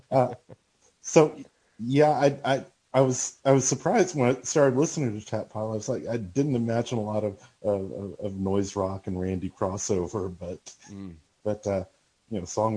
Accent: Alabama, United States; moved away as an adult; now in Oklahoma, United States; Alabama originally.

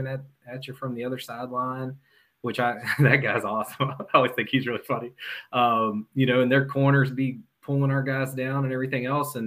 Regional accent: West Virginia, United States; I'm from West Virginia, so you got to imagine all the jabs I've gotten in life

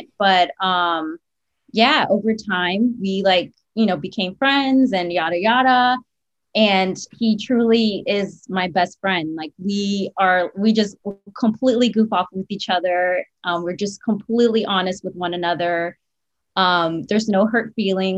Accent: South Florida, United States; moved away as an adult; also born or lived in Miami; now in Orlando, United States; I'm from South Florida

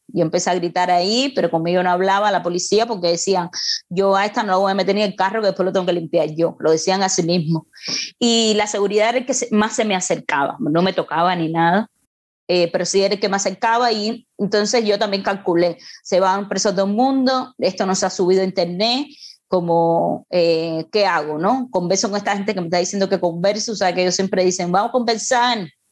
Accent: Cuba; moved away as an adult; cuando yo salí de Cuba, que salí para un taller en Praga

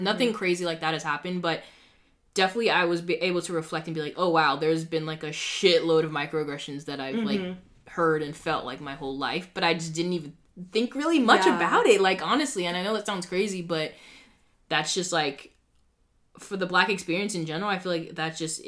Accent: Boston, Massachusetts, United States; we have a lot more, like, different cultures up here

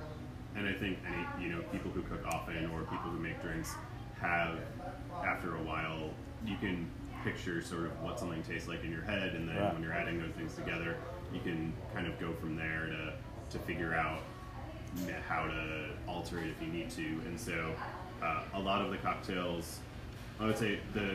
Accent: New Jersey, United States; moved away as an adult; also born or lived in New York City; now in Greenville, United States; I grew up in New Jersey

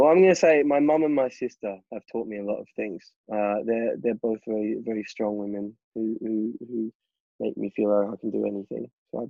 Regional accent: Melbourne, Victoria, Australia; now in London, United Kingdom; I grew up in Melbourne, Victoria, Australia, in the southern hemisphere.

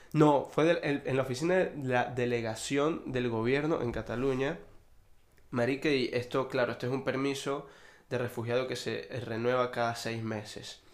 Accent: Venezuela; moved away as an adult; now in Spain; yo me vine con una visa de estudiante, siendo venezolano

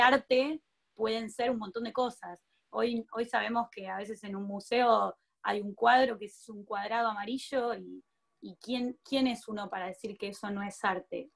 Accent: Argentina; me crié en Argentina

